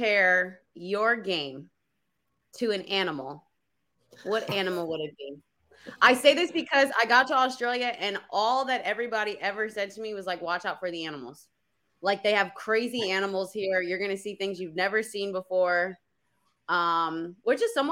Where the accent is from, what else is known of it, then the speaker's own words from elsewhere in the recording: New Jersey, United States; I'm from Jersey